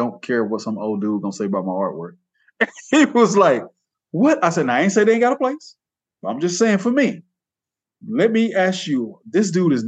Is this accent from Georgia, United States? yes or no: yes; Georgia, United States; now in Sonora, United States; I was born in Georgia.